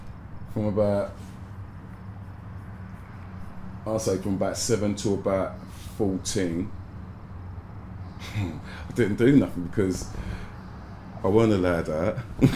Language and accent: English; Jamaica; Don't get me wrong, man, I'm still a Jamaican, but boy.